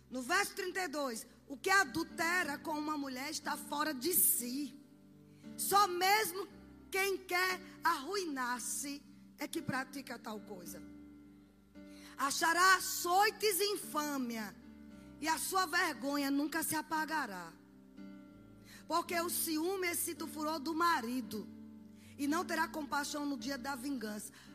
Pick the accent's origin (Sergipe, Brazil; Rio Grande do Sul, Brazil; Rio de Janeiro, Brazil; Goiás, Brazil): Sergipe, Brazil; Na minha terra, vocês sabem que eu sou de Sergipe